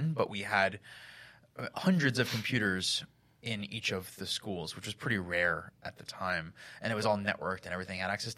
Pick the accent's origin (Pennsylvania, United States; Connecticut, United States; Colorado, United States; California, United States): Pennsylvania, United States; Hellertown; now in Philadelphia, United States; I grew up in Hellertown, Pennsylvania